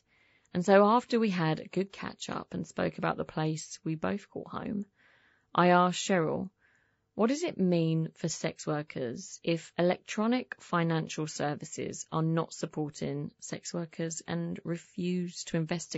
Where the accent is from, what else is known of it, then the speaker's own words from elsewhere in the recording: Essex, East of England, United Kingdom; I'm English, yeah. Where from? Yeah. I'm from Essex.